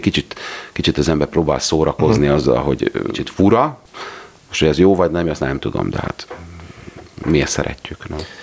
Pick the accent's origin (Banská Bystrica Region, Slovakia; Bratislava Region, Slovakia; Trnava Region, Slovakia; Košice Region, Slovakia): Trnava Region, Slovakia; Dióspatony; én Diospatonyiból származom